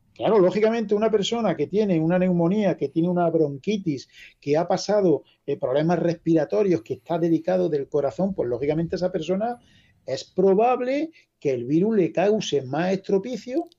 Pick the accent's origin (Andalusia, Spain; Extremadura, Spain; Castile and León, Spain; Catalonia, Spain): Andalusia, Spain; La Carolina; Yo soy de La Carolina, provincia de Jaén, y aquí somos un pueblo relativamente pequeño.